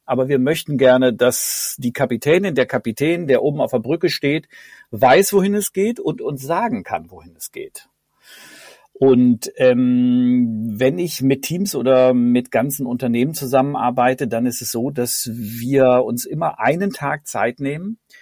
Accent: near Bielefeld, North Rhine-Westphalia, Germany; now in Cologne, Germany; aufgewachsen in Ostwestfalen in der Nähe von Bielefeld

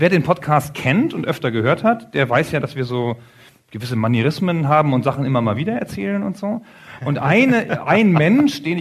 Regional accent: Bevern, Lower Saxony, Germany; Wir kommen zusammen aus Befern in Niedersachsen, in Südniedersachsen.

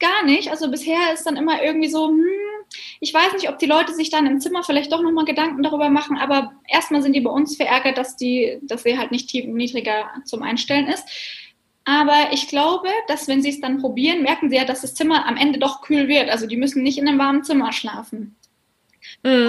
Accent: Bavaria, Germany; bei uns in Bayern sind wir ja gar nicht am Meer

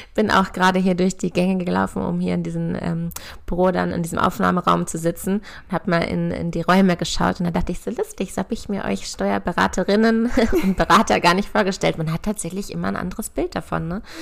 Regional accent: near Hanover, Lower Saxony, Germany; Ich komme ja auch aus der Nähe von Hannover

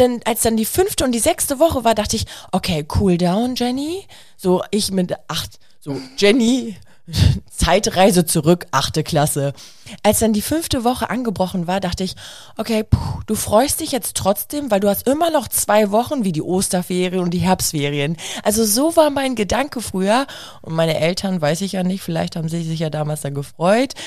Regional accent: Germany

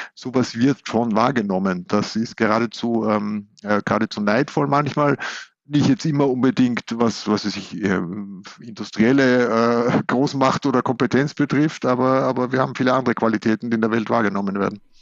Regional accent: Vienna, Austria; moved away as an adult; now in Hamburg, Germany; meiner Heimatstadt Wien

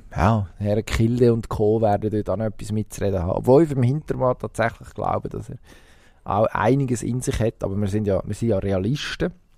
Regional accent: Switzerland; bei uns in der Schweiz

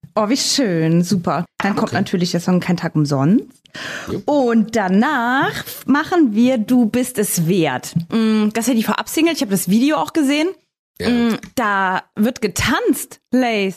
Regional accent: Saarbrücken, Saarland, Germany; ich komme ja aus Saarbrücken

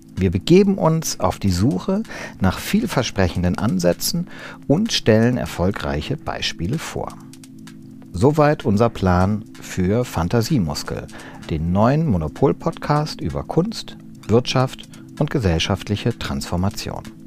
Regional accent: Wiesbaden, Hesse, Germany; moved away; also born or lived in Berlin; in Wiesbaden, wo ich aufgewachsen bin

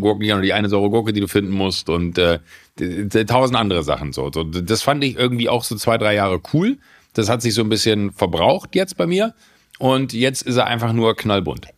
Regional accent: Rhineland, Germany; ich als Rheinländer

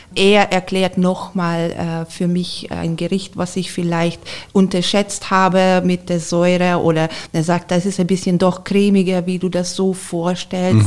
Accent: Hungary; German is a second language; moved away as an adult; also born or lived in Garmisch-Partenkirchen, Germany; now in Germany; ich bin äh, gebürtige Ungarin

